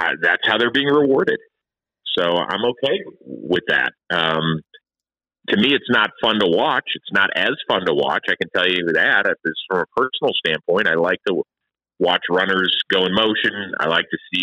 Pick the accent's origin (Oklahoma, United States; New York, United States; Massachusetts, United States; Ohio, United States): Ohio, United States; Cleveland; I was very proud of my hometown.